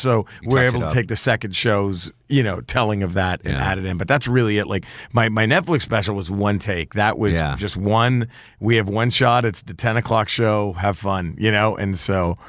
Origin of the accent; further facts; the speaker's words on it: Texas, United States; So I'm from Texas. I'm from the South and not deep South.